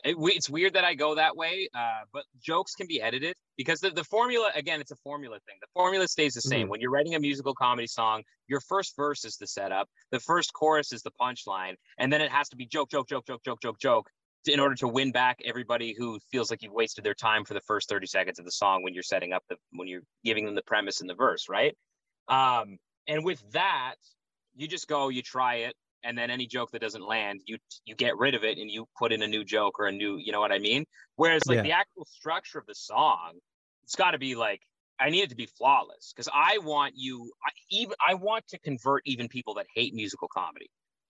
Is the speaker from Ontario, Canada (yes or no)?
yes; Odessa, Ontario, Canada; Odessa, very close.